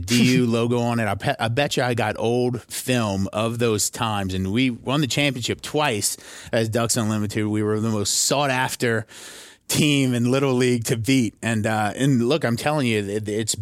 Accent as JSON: {"language": "English", "town": "Thibodaux", "region": "Louisiana", "country": "United States", "tie": "born or raised there", "moved": "as an adult", "lives_now": "New York City, United States", "said": "I'm from Thibodaux, Louisiana, which is a little small town, a little bayou community, about 15,000 people in South Louisiana."}